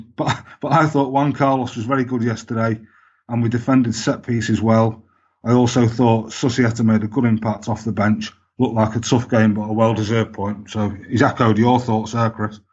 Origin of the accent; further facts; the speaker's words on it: Manchester, North West England, United Kingdom; I grew up in Manchester